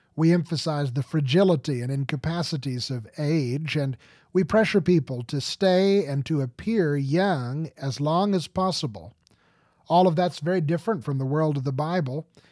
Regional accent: United States; I do not often find people who cannot read at all in my home country

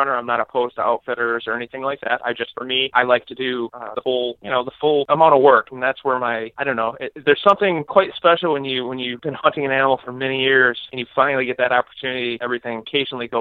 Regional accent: Michigan, United States; moved away as an adult; now in Iowa, United States; I'm originally from Michigan, hunted in Michigan for 16 years on public land mostly. And about 10 years ago, I moved to Iowa

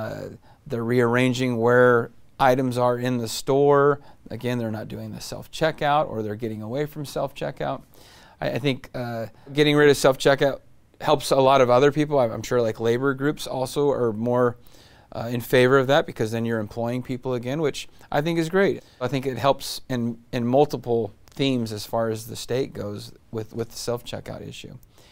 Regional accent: Modesto, California, United States; We have a beautiful state. I'm from Modesto.

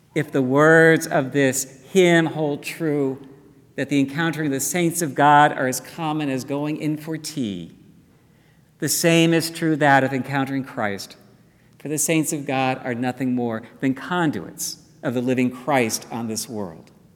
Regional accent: Dallas, Texas, United States; moved away; growing up in Dallas, every Sunday morning, all the children, as we gathered at the church

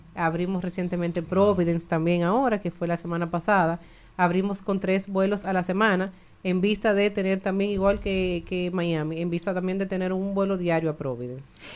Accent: Dominican Republic; nosotros somos dominicanos

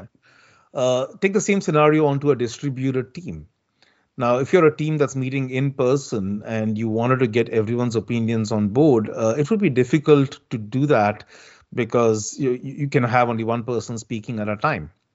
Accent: South India, India; moved away; I'm originally from India and, and from the southern part of India

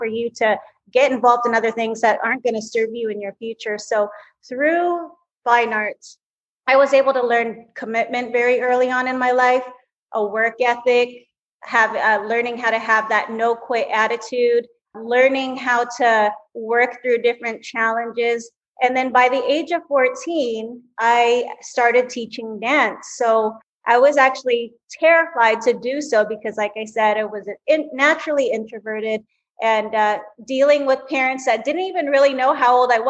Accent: Vancouver, British Columbia, Canada; I am actually a Canadian. So I was born and raised in Vancouver, Canada

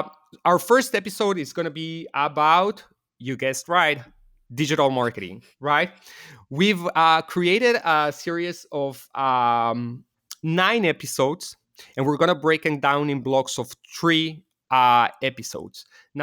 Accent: Mexico City, Mexico; well, I was born and raised in Mexico City. My parents are Israeli.

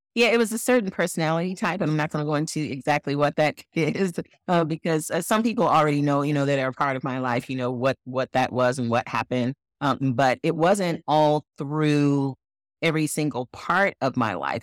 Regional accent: Flint, Michigan, United States; I was born in Flint, Michigan, and my parents raised both my brother

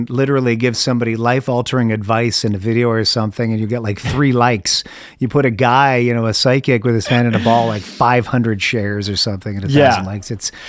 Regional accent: Canada; moved away; I'm from Canada originally, where we invented hockey, you know?

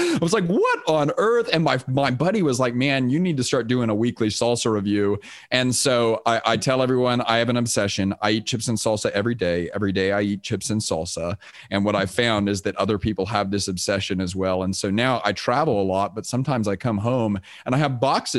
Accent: Houston, Texas, United States; also born or lived in Austin, Texas; I grew up in Texas. I grew up in Houston, Texas

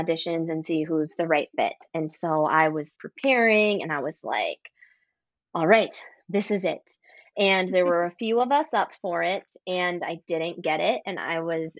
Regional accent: a small town in Wisconsin, United States; now in Minneapolis, United States; I actually grew up in a small town in Wisconsin and then moved closer to the city

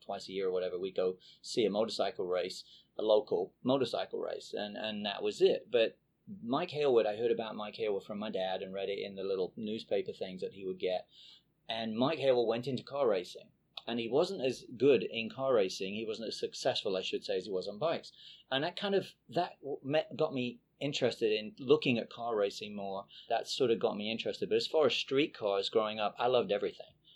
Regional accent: England, United Kingdom; moved away as an adult; now in United States; I was basically grew, uh, grew up in England, uh, born and raised in England

